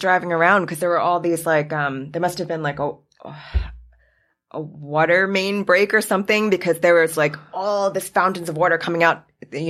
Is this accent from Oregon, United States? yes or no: no; Queens, New York, United States; I grew up in Queens, so I didn't have like a ton of like forest experience.